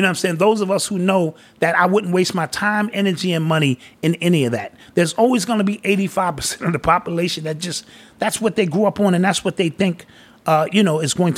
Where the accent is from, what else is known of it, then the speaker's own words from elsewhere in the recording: New York City, New York, United States; also born or lived in North Carolina; I'm New York born and raised.